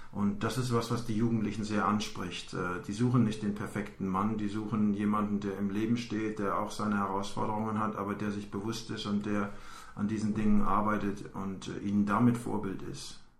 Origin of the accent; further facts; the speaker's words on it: Germany; now in United States; ich lebe seit 15 Jahren in den USA. Ich bin eigentlich Deutscher